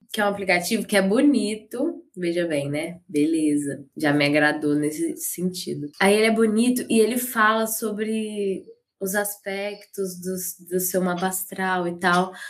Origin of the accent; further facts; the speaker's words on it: Caratinga, Minas Gerais, Brazil; moved away as an adult; also born or lived in Ubá; now in Juiz de Fora, Brazil; eu nasci em Ubá, que é aqui perto. Ah. Mas eu morei a minha vida inteira em Caratinga.